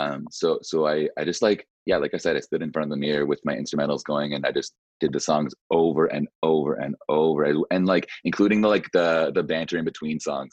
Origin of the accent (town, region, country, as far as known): Whistler, British Columbia, Canada; born or raised there; also born or lived in Nova Scotia